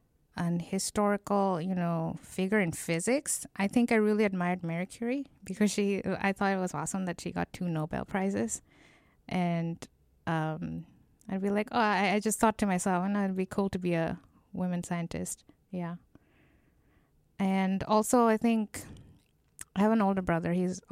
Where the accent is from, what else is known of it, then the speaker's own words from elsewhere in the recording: Bangladesh; No, this was in Bangladesh. Okay. I'm from Bangladesh, so.